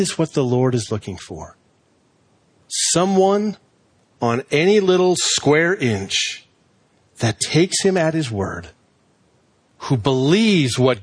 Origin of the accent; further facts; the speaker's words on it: Reston, Virginia, United States; Growing up in Reston Bible Church, when we finally built our building, I was like 14 years old